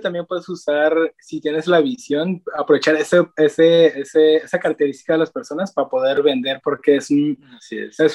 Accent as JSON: {"language": "Spanish", "region": "Nayarit", "country": "Mexico", "said": "nosotros también somos de Nayarit, de paisano"}